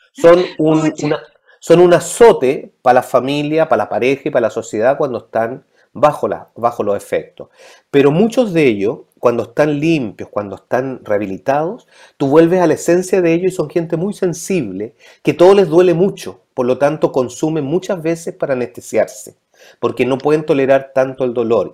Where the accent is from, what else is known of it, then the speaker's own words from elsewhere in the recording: Ñuñoa, Santiago Metropolitan Region, Chile; also born or lived in London / Madrid; soy producto de la educación pública, Escuela Pública de Ñuñoa, Instituto Nacional, Universidad de ah. Chile, Ñuñoíno